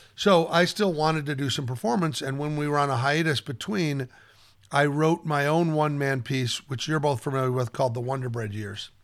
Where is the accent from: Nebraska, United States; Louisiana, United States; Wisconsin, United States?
Nebraska, United States; Omaha; I grew up in Omaha, Nebraska